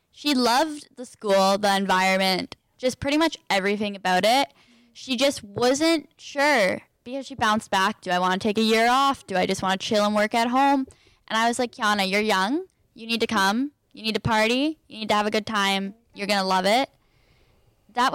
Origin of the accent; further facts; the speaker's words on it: Peterborough, Ontario, Canada; moved away as an adult; now in Kingston, Canada; So I'm from Peterborough. I live 30 minutes out of Peterborough, more in the country, but it's a smaller town, I would say, compared to Kingston.